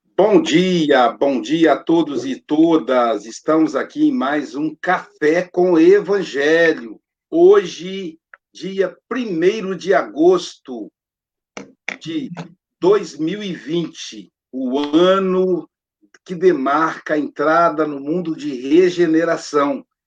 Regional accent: Muriaé, Minas Gerais, Brazil; eu sou de Muriaé

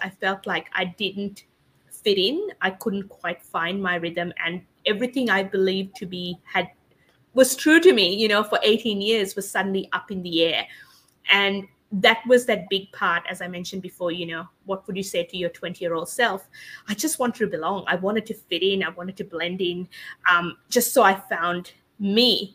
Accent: Sri Lanka; moved away as an adult; now in Australia; I was born and raised in Sri Lanka and came to Australia when I was 18

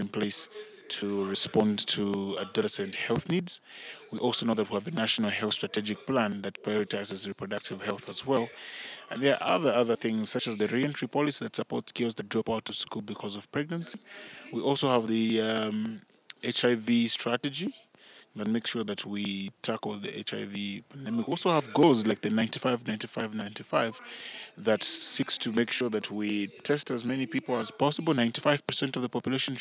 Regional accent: Ndola, Copperbelt Province, Zambia; born and raised in Dola on the Copper Belt

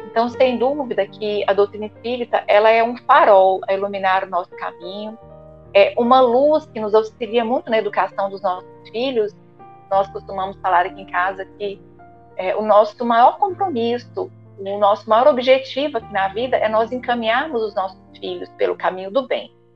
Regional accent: Ituiutaba, Minas Gerais, Brazil; lá na minha cidade, onde eu nasci, Tuiutaba, Minas Gerais

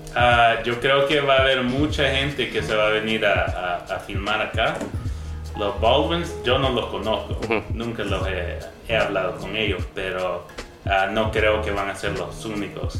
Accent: Canada; moved away as an adult; now in El Salvador; yo nací acá en El Salvador, pero viví la mayor parte de mi vida en Canadá.

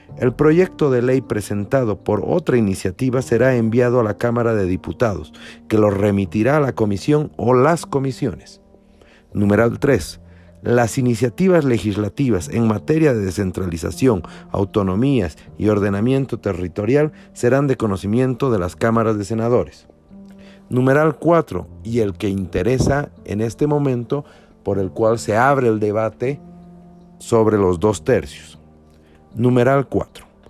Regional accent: Bolivia; como bolivianos

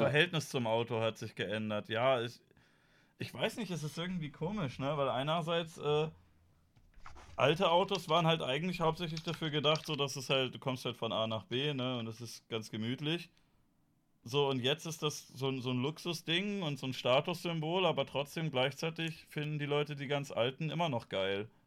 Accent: Germany; wir sind da als Deutsche

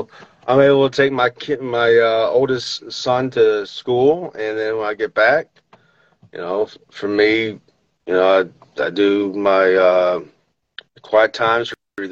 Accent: the South, United States; I'm from the South

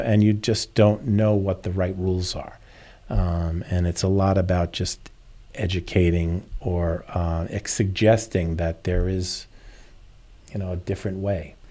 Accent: New York, United States; now in Naples, United States; I'm from New York originally

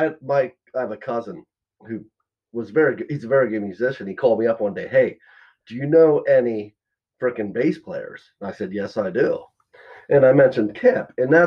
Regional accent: Lock Haven, Pennsylvania, United States; We're from Lock Haven. You know, we grew up there.

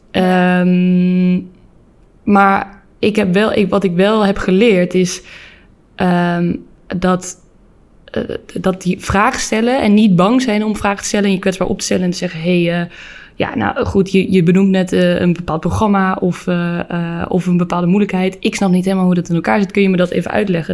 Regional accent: North Brabant, Netherlands; Ik kom natuurlijk een beetje uit Brabant

